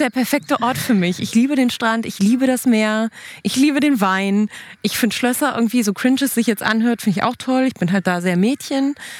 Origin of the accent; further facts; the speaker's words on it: Cologne, North Rhine-Westphalia, Germany; accent: Kölsch; Mein kölschen Dialekt